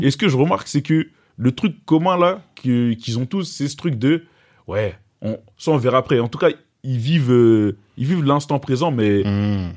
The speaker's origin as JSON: {"language": "French", "town": "Gennevilliers", "region": "Île-de-France", "country": "France", "tie": "born or raised there", "also_born_or_lived": "Bamako, Mali", "said": "d'où je viens, je viens de Gennevilliers. Donc j'ai grandi cité du lutte."}